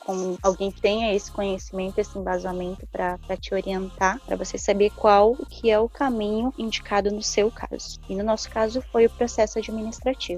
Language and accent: Portuguese; Jaraguá do Sul, Santa Catarina, Brazil; moved away as an adult; now in Dublin, Ireland; sou natural de Jaraguá do Sul, Santa Catarina